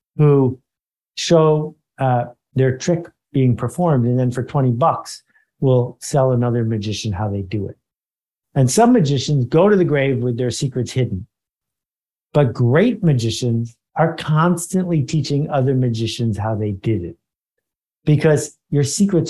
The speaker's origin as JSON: {"language": "English", "town": "Buffalo", "region": "New York", "country": "United States", "tie": "born or raised there", "also_born_or_lived": "Boston", "moved": "as an adult", "said": "I grew up in Buffalo, New York."}